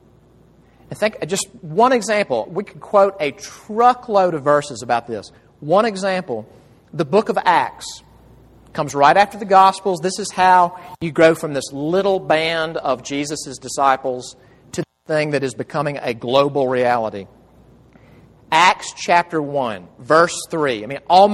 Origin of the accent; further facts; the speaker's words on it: Jackson, Mississippi, United States; moved away; home in Jackson, Mississippi, where I'm from